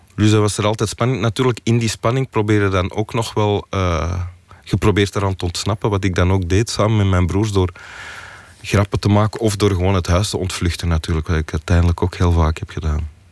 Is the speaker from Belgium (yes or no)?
yes; Antwerp, Flanders, Belgium; We, woonden ook in Antwerpen en niet, niet in de buurt van Mechelen